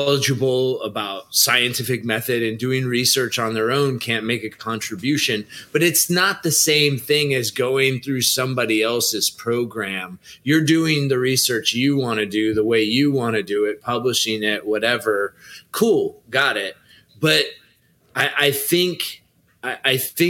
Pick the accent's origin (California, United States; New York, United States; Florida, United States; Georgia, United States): California, United States; I'm a Californian